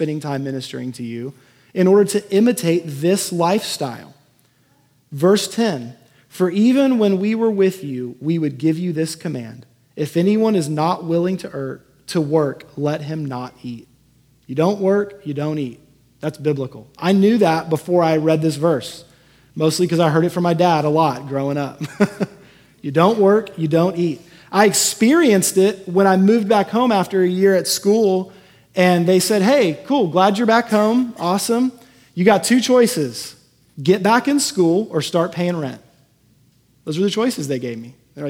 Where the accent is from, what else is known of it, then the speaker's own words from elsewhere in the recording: Houston, Texas, United States; moved away; the house I grew up in Houston